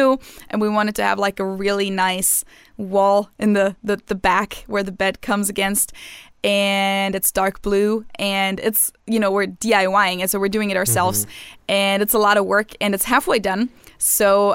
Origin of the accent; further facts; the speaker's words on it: Munich, Bavaria, Germany; moved away; growing up in Munich, like our summer break in Bavaria usually starts about now